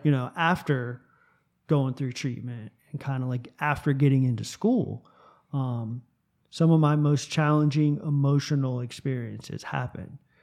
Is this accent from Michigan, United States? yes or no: no; South Florida, United States; moved away as an adult; I grew up in South Florida